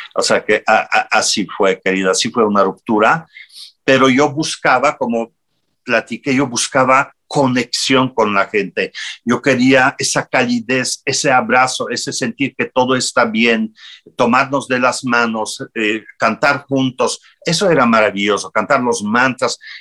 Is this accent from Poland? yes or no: yes; Poland; Spanish is a second language; moved away as an adult; also born or lived in Italy; yo salí de mi tierra, salí de Polonia en el 80 81, 82 y fui a Italia